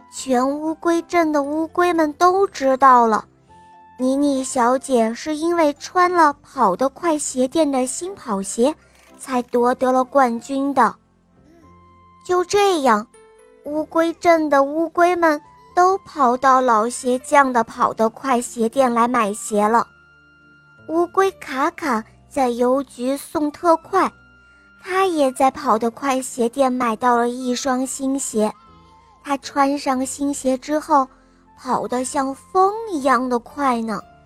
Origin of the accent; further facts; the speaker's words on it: Linyi, Shandong, China; 今年我五岁了，我来自临沂